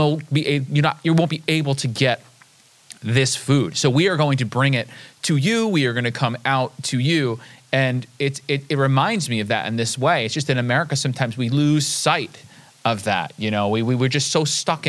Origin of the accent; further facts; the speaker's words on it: United States; as the American